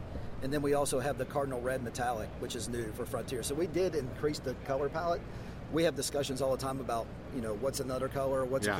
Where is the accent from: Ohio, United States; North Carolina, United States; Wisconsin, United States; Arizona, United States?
Ohio, United States; Cincinnati; I'm from Cincinnati, so go Bengals.